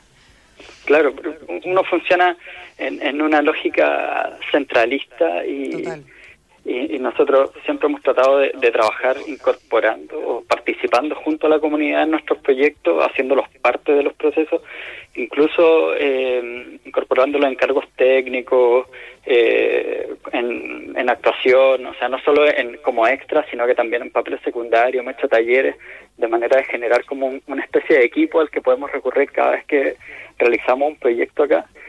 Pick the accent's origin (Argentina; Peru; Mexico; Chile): Chile; Vallenar, Atacama; nosotros somos de Vallenar